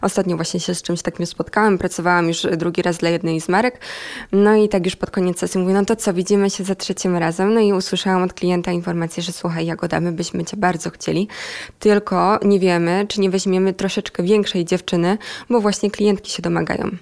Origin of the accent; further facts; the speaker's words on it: Myjomice, Poland; moved away as an adult; now in Warsaw, Poland; Ja w ogóle nie pochodzę z Warszawy, bo ja tutaj mieszkam od jakichś siedmiu miesięcy